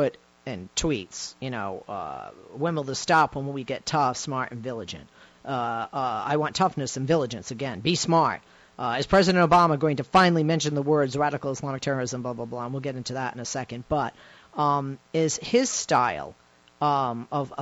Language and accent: English; United States; as an American